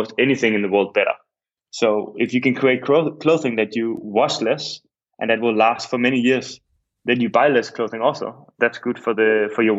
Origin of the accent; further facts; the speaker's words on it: Copenhagen, Capital Region of Denmark, Denmark; moved away as an adult; also born or lived in Berlin; now in Amsterdam, Netherlands; I'm originally from Copenhagen and I moved here 7 years